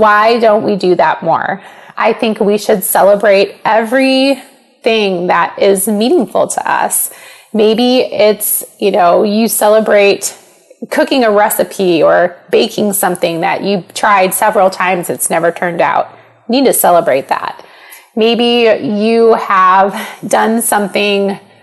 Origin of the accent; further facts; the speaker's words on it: Panama, Iowa, United States; growing up in Panama